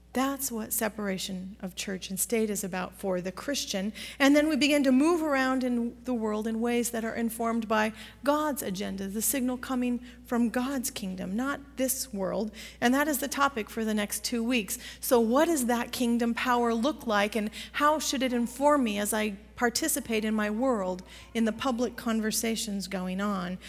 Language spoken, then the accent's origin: English; Pacific Northwest, United States; growing up in the Pacific Northwest